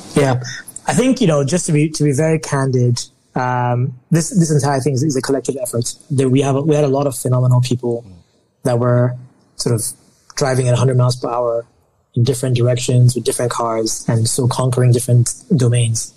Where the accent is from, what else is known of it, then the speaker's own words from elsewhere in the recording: Nigeria; I'm Nigerian